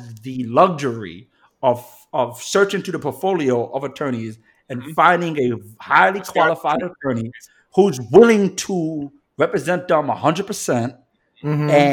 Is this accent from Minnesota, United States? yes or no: no; New York City, New York, United States; I am someone who's born and raised in the Bronx